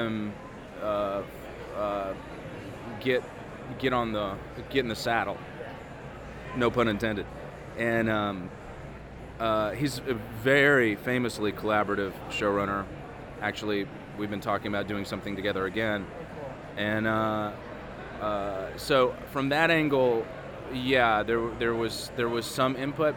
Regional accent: Tennessee, United States; I grew up in Tennessee

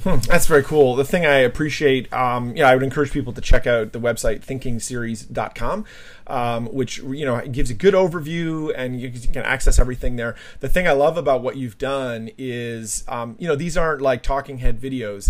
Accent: Canada; also born or lived in New Jersey; I'm a Canadian as well

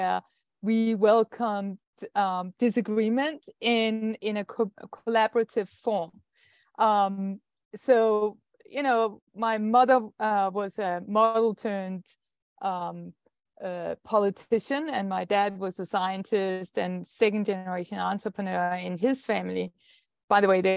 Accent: Denmark; I'm Danish, and I'm a scientist

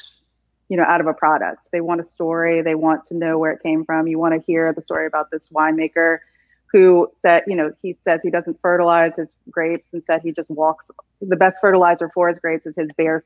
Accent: South Louisiana, United States; I don't even think I had rice and gravy growing up as a child in South Louisiana

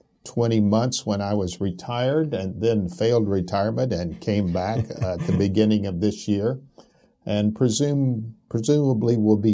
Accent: Albuquerque, New Mexico, United States; also born or lived in Arkadelphia, Arkansas; Well, I was born in Arkadelphia, Arkansas. But we left Arkansas when I was 8 years old and moved to New Mexico, which is what I call home. I really called Albuquerque, New Mexico home.

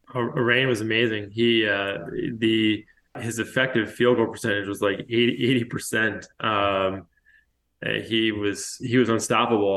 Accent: Charleston, South Carolina, United States; I grew up in Charleston, and I went to college in Charleston

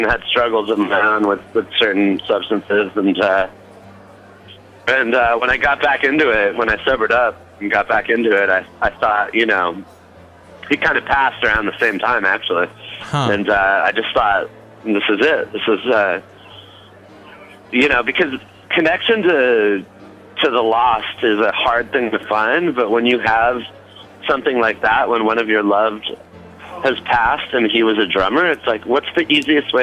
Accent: the Bay Area, California, United States; I'm from the Bay Area

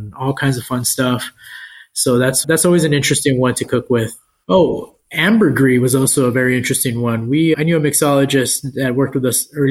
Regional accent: El Paso, Texas, United States; now in San Antonio, United States; I grew up in El Paso

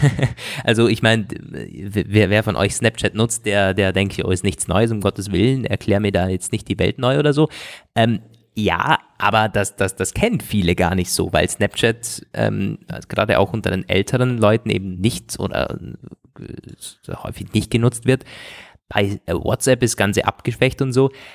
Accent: Germany; vom Bodensee, wo ich herkomme, so aus der Region

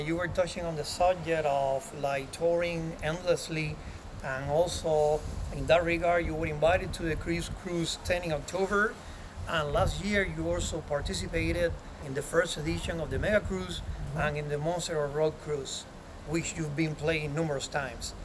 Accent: Miami, Florida, United States; my hometown here in Miami

